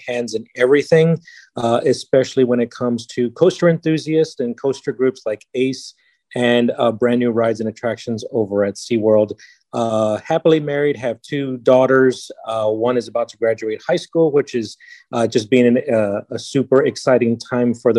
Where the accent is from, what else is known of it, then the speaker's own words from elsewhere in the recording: San Antonio, Texas, United States; born and raised in San Antonio, Texas